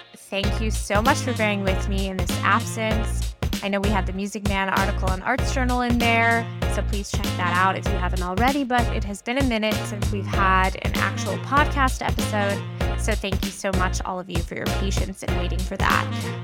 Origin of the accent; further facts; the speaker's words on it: New York, United States; I'm from New York